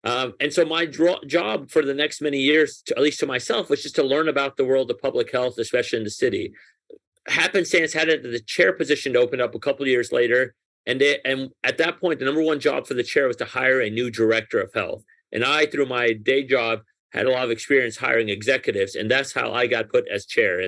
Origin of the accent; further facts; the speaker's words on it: Nashville, Tennessee, United States; English is a second language; also born or lived in Tehran, Iran; I was born in Iran, and my family, when I was 6 years old, moved from Tehran to Nashville, Tennessee.